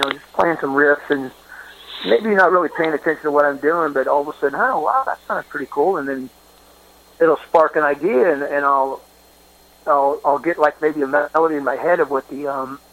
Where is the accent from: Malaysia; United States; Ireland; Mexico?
United States; Hayward, California; I grew up in Hayward, right outside of Oakland